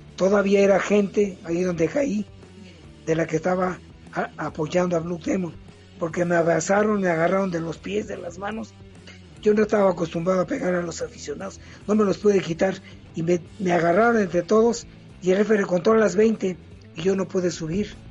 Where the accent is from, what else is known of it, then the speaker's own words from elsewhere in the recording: Mexico City, Mexico; soy del barrio de Tepito y aquí había un gimnasio.